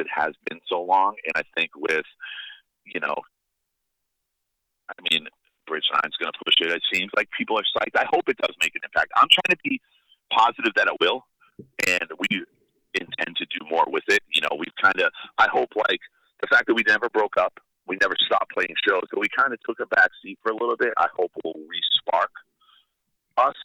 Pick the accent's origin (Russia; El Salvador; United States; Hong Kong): United States; Northeast; I'm from the Northeast